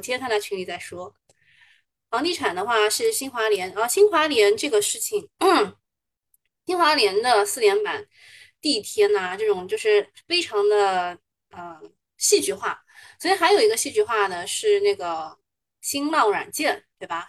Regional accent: Shanghai, China; 我们上海人嘛

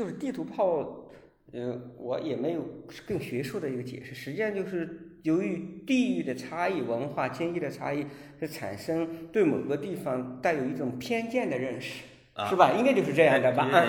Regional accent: Shaoyang, Hunan, China; moved away as an adult; now in Beijing, China; 这是我的故乡。

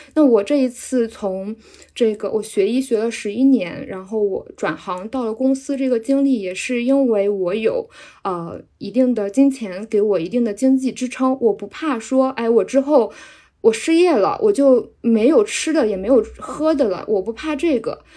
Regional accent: a small county town in central China, China; now in Shanghai, China; 我是来自，呃，中部地区的十八线小县城的，然后我现在定居在上海

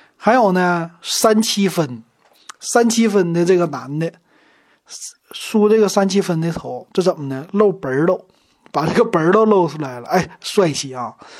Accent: Shenyang, Liaoning, China; 从小就生在大东区，长在大东区

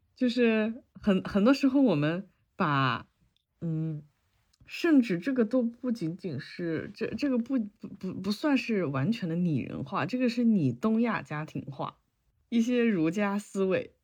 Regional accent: China; moved away as an adult; 我从小在，在国内养狗嘛，然后这几年出国了之后

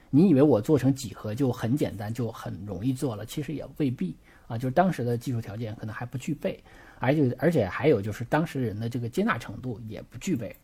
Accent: China; 我们中国人

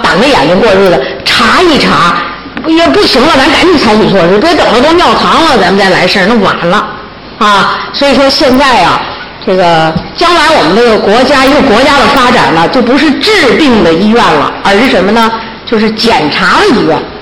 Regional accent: China; 大陆，咱大陆啊

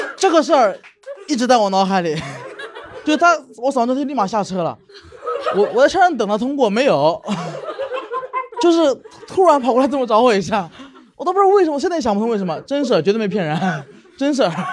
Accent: Changzhou, Jiangsu, China; 我是江西人，但我是在江苏常州长大的

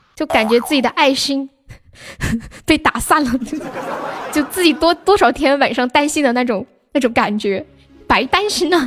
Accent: Nanchong, Sichuan, China; 我在南充，你们知道南充吗？四川南充

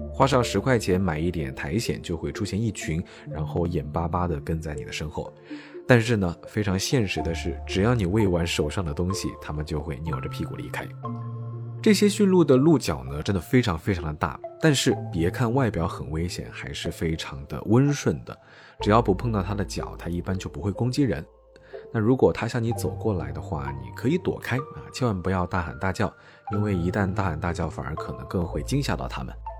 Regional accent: southern China, China; 像我这种在南方长大的

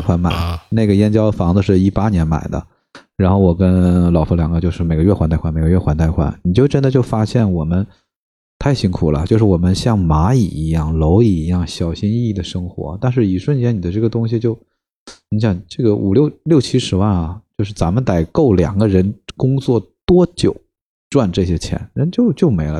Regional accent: Northeast China, China; moved away as an adult; also born or lived in Harbin; now in Beijing, China; 我是东北人

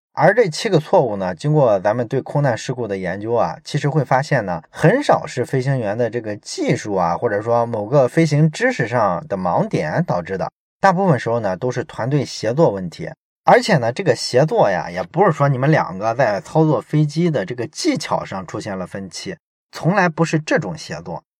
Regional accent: China; 我们中国人

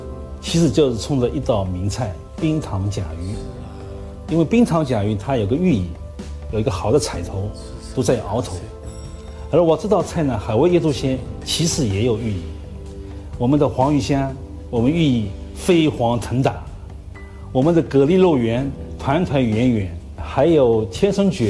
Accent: Ningbo, Zhejiang, China; 也符合我们宁波人收藏古今的呃气质。

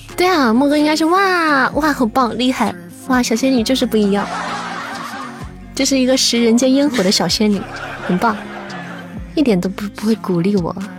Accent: Shaanxi, China; 我作为一个陕西人， 我的面再不会做，那我就太过分了

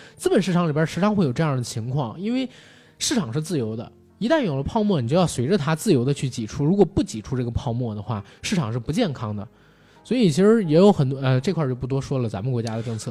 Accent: northern China, China; 我个人作为一个北方人

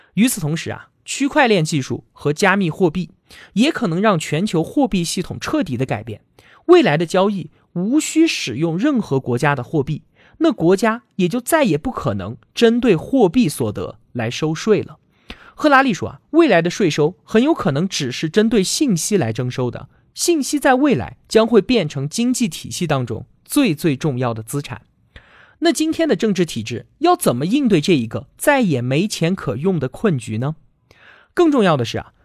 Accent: China; 我们中国人

